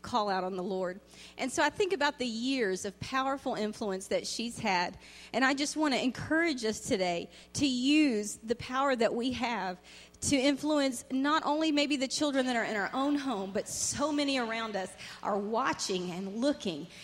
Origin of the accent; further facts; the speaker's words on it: Virginia, United States; Virginia, where I was raised